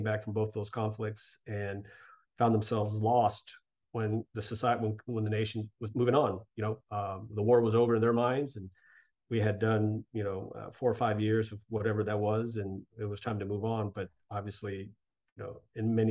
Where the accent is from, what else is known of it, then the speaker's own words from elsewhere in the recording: Texas, United States; moved away as an adult; also born or lived in New York City, United States; I grew up in Texas, which is a fairly patriotic state.